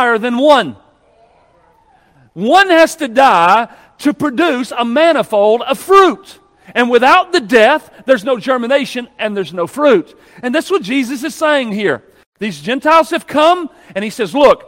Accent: United States; we're American.

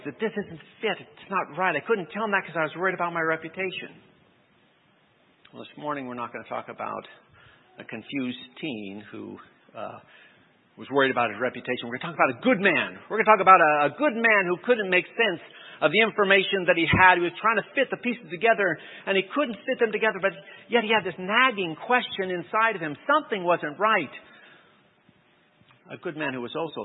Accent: California, United States; I grew up in California

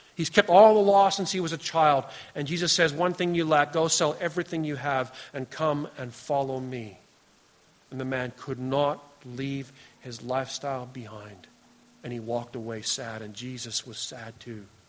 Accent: Canada; we come from Canada

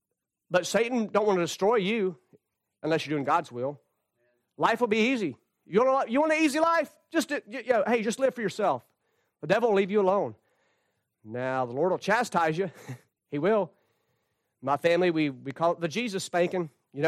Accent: North Carolina, United States; a church I grew up in North Carolina.

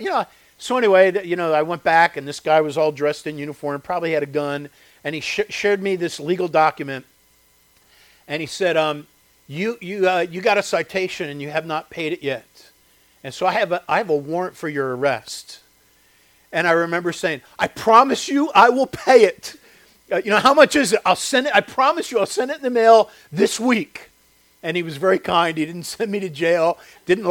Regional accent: Chester County, Pennsylvania, United States; where I grew up in Chester County, there was a quarry

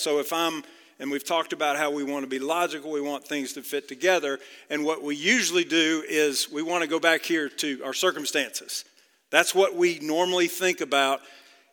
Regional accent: outside of Dallas, Texas, United States; Grew up about 30 miles outside of Dallas

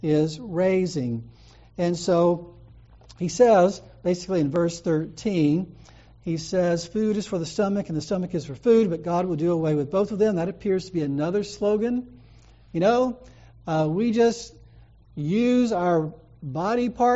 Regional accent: the South, United States; I'm from the South

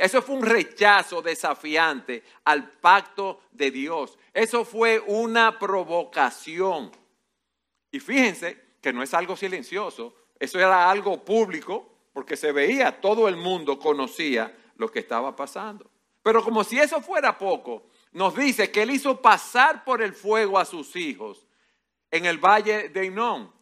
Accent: Dominican Republic; como buen dominicano

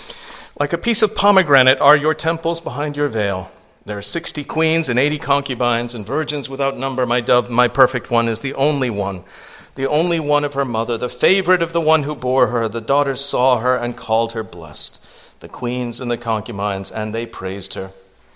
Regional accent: Louisiana, United States; Are you from a foreign country? You sound like you're from a foreign country. I'm from Louisiana. That must be it. You sound French.

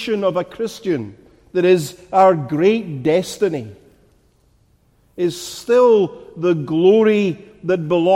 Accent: Glasgow, Scotland, United Kingdom; moved away; never has anyone here who's not from my homeland identified from my voice that I'm from Glasgow, that I'm a Glaswegian

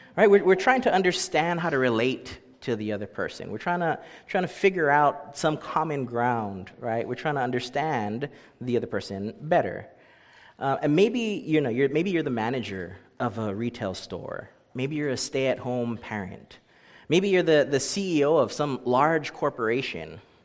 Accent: Hawaii, United States; moved away as an adult; I grew up in Hawaii

